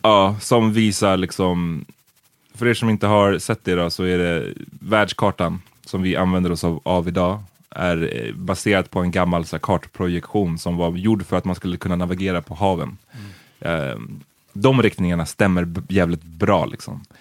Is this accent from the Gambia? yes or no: yes; Gambia; now in Sweden; Gambia, som jag är ifrån